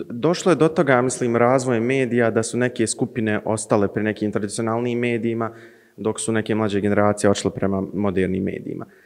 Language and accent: Croatian; Zenica, Federation of Bosnia and Herzegovina, Bosnia & Herzegovina; imam 20 godina, dolazim iz Zenice.